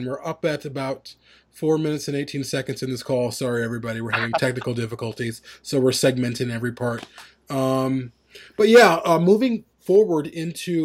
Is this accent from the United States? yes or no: yes; Chicago, Illinois, United States; I grew up in this big city